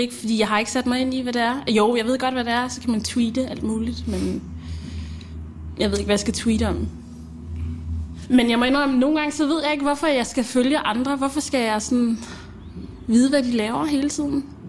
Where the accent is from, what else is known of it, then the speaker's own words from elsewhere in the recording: Denmark; also born or lived in Zambia; Jeg kom til Danmark med min mor, da jeg var